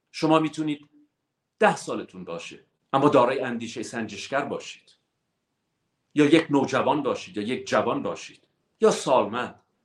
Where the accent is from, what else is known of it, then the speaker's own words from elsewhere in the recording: Iran; moved away; ما ایرانی هستیم